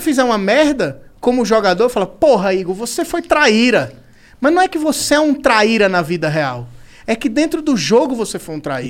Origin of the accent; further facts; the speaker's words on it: Maceió, Alagoas, Brazil; accent: nordestino; eu sou de Maceió